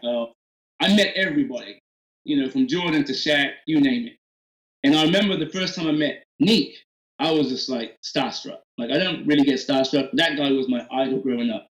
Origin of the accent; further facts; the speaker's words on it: Oxford, South East England, United Kingdom; also born or lived in Atlanta, United States; now in Nashville, United States; growing up in England